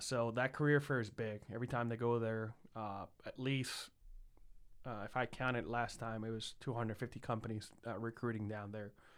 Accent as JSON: {"language": "English", "town": "San Juan", "country": "Puerto Rico", "tie": "born or raised there", "moved": "as an adult", "lives_now": "Columbus, United States", "said": "I was born and raised in San Juan, Puerto Rico, for 22 years prior to moving to Ohio in 2012."}